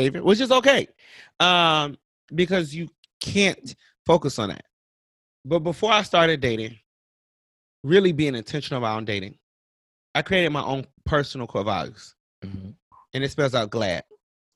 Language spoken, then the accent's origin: English; Cleveland, Ohio, United States; now in Charlotte, United States; my hometown is Cleveland, Ohio. I live in Charlotte, North Carolina.